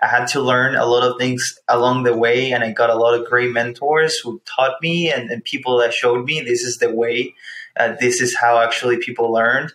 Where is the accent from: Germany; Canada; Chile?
Chile; moved away as an adult; now in Warsaw, Indiana, United States; I'm originally from Chile. I moved when I was 18 to come to college.